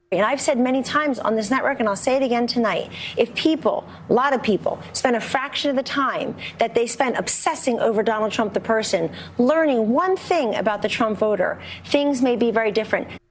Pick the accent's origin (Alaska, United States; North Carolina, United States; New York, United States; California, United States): New York, United States; New York City; I grew up in Harlem